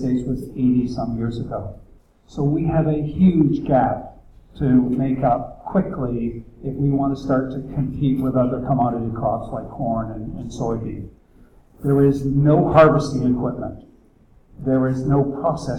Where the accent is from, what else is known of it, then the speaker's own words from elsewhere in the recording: Canada; moved away as an adult; now in Berks County, Pennsylvania, United States; I was born in Canada